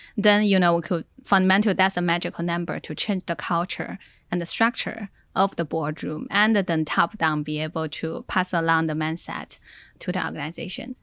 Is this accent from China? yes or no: yes; Inner Mongolia, China; now in Silicon Valley, United States; I was from Inner Mongolia and in Silicon Valley